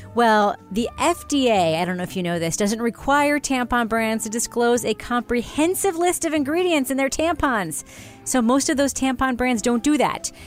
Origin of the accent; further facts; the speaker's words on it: New York, United States; growing up in New York